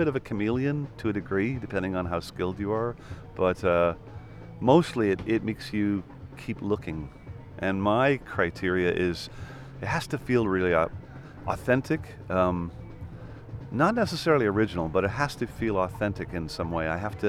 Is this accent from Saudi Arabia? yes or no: no; Canada; So given that, you know, I'm not an Americana artist, because I'm Canadian-Irish